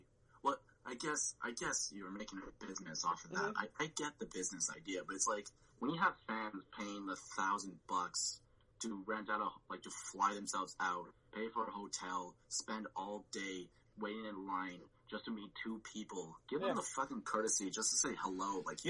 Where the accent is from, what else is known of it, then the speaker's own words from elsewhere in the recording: California, United States; born there; also born or lived in Montreal; I lived in Montreal, but I was born in California, so I was just going there to, like, see where I was from